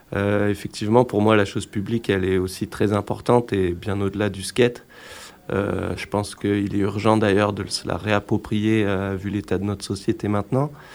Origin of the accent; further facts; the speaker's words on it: Grenoble, Auvergne-Rhône-Alpes, France; je suis grenoblois